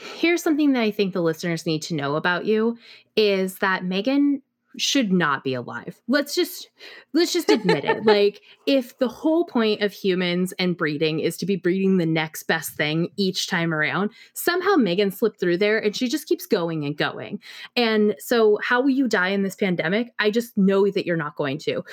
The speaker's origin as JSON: {"language": "English", "region": "Pacific Northwest", "country": "United States", "tie": "born or raised there", "moved": "as an adult", "lives_now": "Austin, United States", "said": "I may be Pacific Northwest born, bred, raised, lived thirty-plus years, but, uh, six months in Texas"}